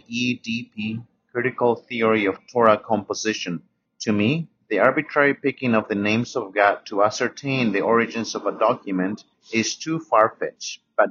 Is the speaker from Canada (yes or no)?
no; Peru; now in United States; I am originally from Peru, but currently reside in Florida.